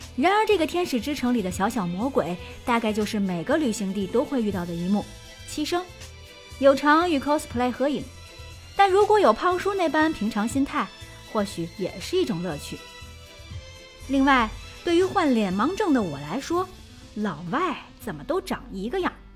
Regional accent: Beijing, China; 洛杉矶的地铁真比不上咱们大北京

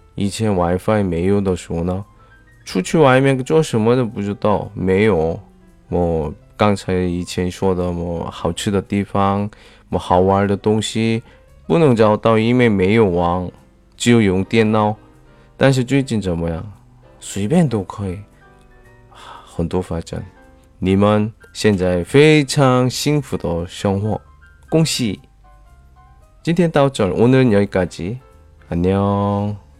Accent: South Korea; Chinese is a second language; 我是来自韩国的外教

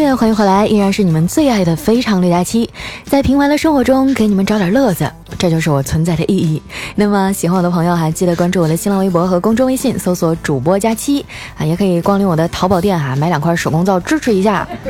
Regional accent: Northeast China, China; moved away as an adult; now in southern China; 自从我来到了南方工作哈，我就觉得东三省范围内都是老乡儿

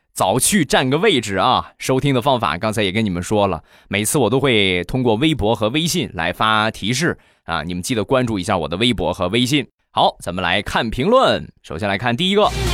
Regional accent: Rizhao, Shandong, China; 在山东，在我的家乡日照

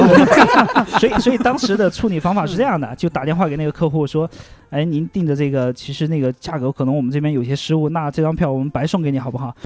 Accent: Xiangxi, Hunan, China; moved away; 我老家那块儿正，正好在湘西那，那个部分嘛

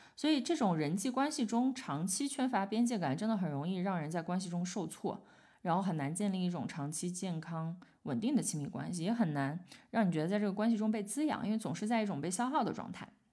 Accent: China; 我们中国人讲好面儿

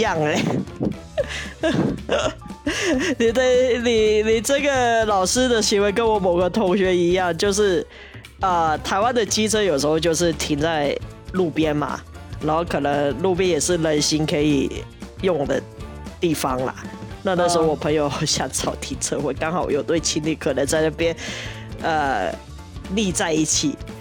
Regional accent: Hong Kong; 我香港人念书是不会管到这一块

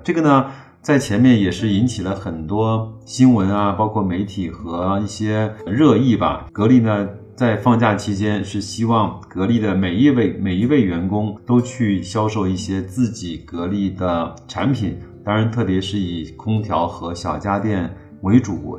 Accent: China; 不像我们在中国有

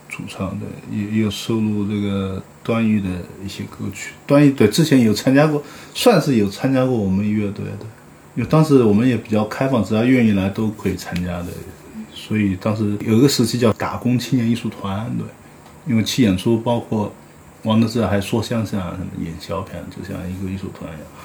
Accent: Haining, Zhejiang, China; moved away; 我前段时间去回我老家浙江海宁

